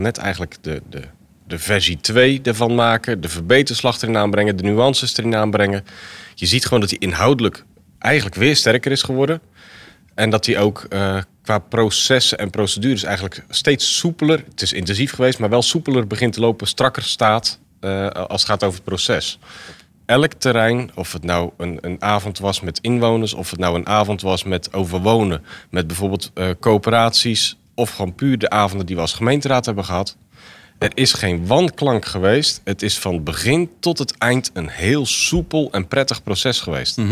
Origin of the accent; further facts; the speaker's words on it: Zwijndrecht, South Holland, Netherlands; ik ben geboren getogen in Zwijndrecht, dus elk hoekje en, en plekje ken ik eigenlijk wel.